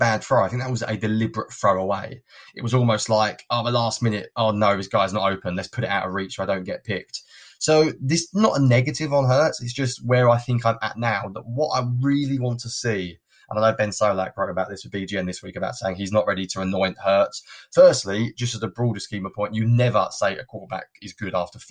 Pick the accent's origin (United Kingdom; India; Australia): United Kingdom; I'm a Brit. I wasn't brought up with it